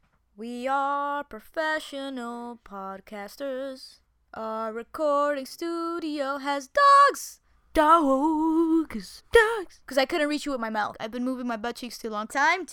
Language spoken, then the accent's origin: English; Peru; now in United States; I'm Peru. I'm from Peru